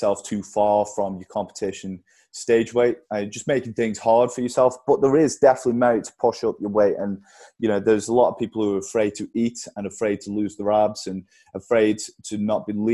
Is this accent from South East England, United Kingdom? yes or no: no; Stoke-on-Trent, West Midlands, United Kingdom; I'm a bodybuilder from Stoke